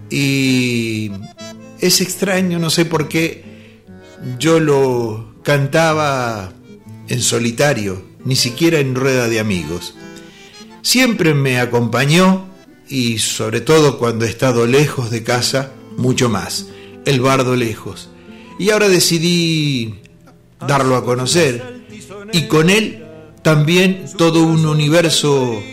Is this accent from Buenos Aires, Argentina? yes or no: no; La Pampa, Argentina; soy nacido y soy habitante de La Pampa, que es mi lugar en el mundo